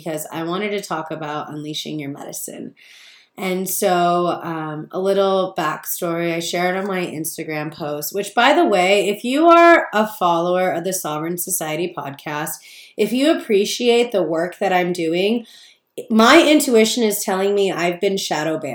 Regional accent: Palm Springs, California, United States; moved away as an adult; now in Joshua Tree, United States; I grew up in Palm Springs

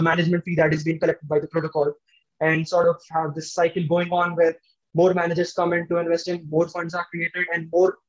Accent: India; we are basically from India

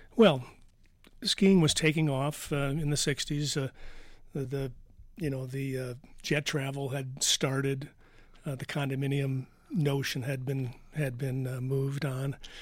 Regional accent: Detroit, Michigan, United States; moved away as an adult; now in Vail, United States; I'm from Detroit

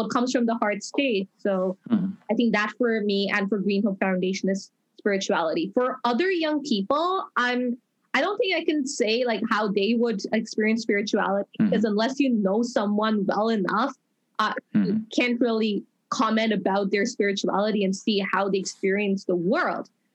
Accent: Dubai, United Arab Emirates; now in Toronto, Canada; I grew up in Dubai, and now I'm permanently living in Toronto

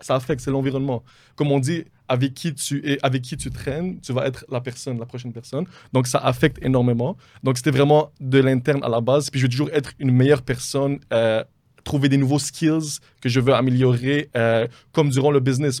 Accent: Montreal, Quebec, Canada; je viens de Montréal, je suis d'origine libanaise.

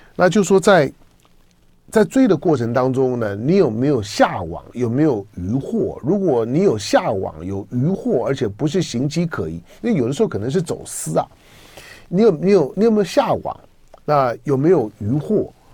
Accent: Taiwan; 我在， 我在台湾的土生土长啊

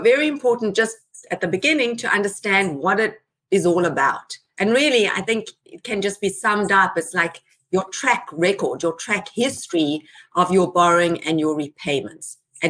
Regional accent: South Africa; moved away as an adult; I was an immigrant myself. I came here 21 years ago. I'm now a very proud citizen. I came from South Africa. I came with my husband, and my children were little at that time.

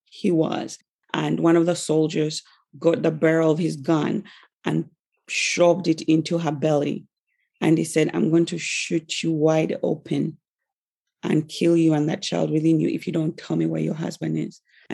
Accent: Uganda; I'm from Africa, from Uganda in East Africa

